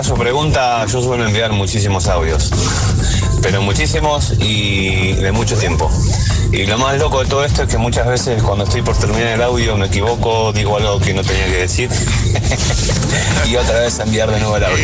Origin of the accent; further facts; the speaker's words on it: Argentina; moved away as an adult; now in Granada, Spain; soy argentino. hace tres años que vivo aquí en España con mi mujer y con mi hijo, puntualmente en Granada